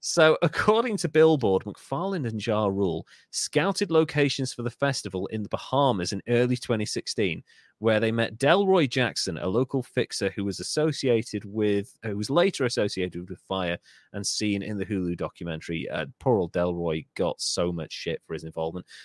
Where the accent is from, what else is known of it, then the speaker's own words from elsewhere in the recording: United Kingdom; I love being British